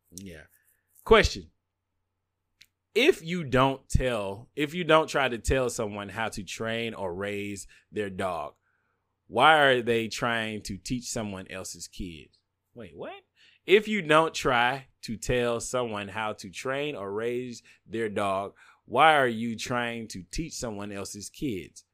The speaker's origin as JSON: {"language": "English", "region": "the South", "country": "United States", "said": "I'm a bigot from the South"}